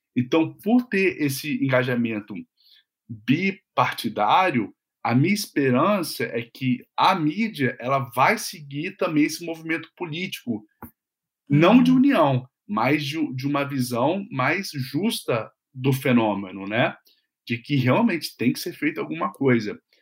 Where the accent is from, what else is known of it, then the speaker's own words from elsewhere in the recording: Vitória, Espírito Santo, Brazil; now in United States; eu sou de Vitória